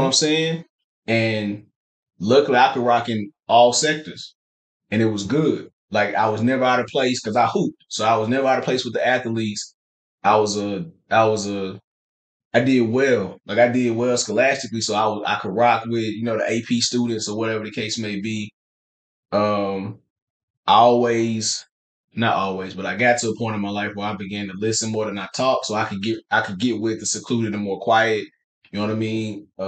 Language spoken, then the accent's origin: English; Nashville, Tennessee, United States; moved away; also born or lived in Dallas, Texas; I'm from Nashville, from Tennessee